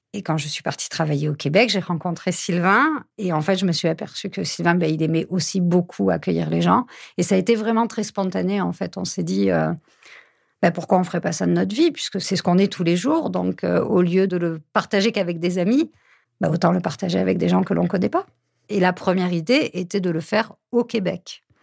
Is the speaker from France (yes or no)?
yes; Lot, Occitania, France; Je suis originaire du Lot. J'ai grandi dans une grande famille avec huit frères et sœurs.